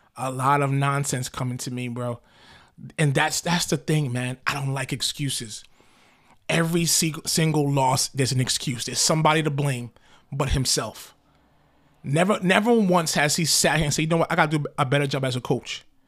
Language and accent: English; United States; I'm an American.